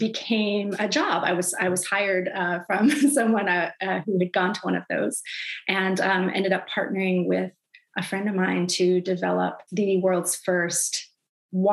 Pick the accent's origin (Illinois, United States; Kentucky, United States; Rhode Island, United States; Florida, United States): Florida, United States; now in Seattle, United States; I come from Florida